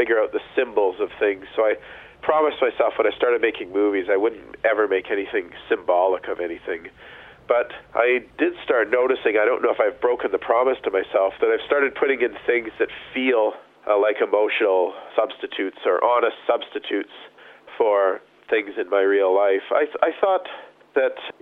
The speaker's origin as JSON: {"language": "English", "country": "Canada"}